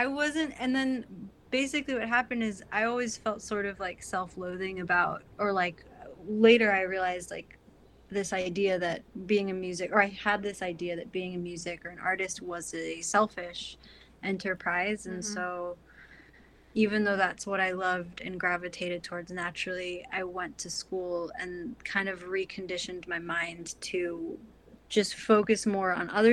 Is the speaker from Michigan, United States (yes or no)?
yes; Troy, Michigan, United States; moved away as an adult; also born or lived in New York; I grew up in the Midwest